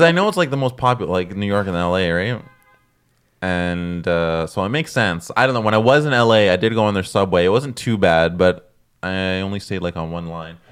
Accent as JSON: {"language": "English", "town": "Toronto", "region": "Ontario", "country": "Canada", "tie": "born or raised there", "moved": "yes", "lives_now": "Montreal, Canada", "said": "I'm originally from Toronto, so I would take the subway slash bus when I was, like, a kid growing up"}